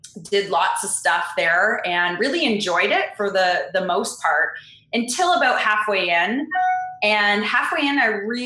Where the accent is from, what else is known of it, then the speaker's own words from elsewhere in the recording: Canada; moved away as an adult; now in California, United States; I am Canadian, and right now I live in California